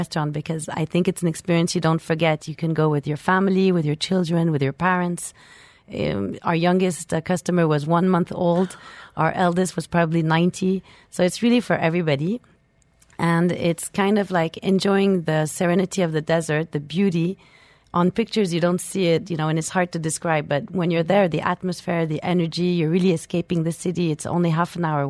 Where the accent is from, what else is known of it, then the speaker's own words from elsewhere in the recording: Switzerland; moved away as an adult; also born or lived in France; now in Dubai, United Arab Emirates; I'm originally French and I grew up in Switzerland.